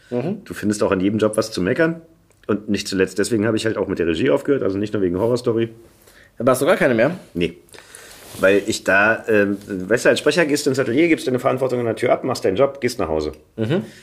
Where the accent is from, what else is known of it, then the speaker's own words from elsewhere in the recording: Berlin, Germany; accent: Berlin; weil Berlinern ist für mich auch so ein Gefühl von Heimat.